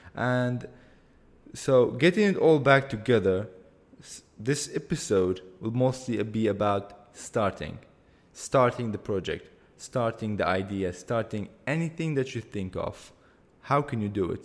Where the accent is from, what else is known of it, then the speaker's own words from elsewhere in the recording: Erbil, Kurdistan Region, Iraq; I am from Erbil, that's a city in Kurdistan region of Iraq, in the country of Iraq